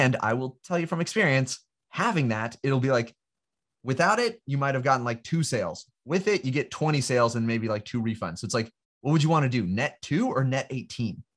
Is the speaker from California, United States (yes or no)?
yes; California, United States; I'm from California. I grew up in, and, uh, in California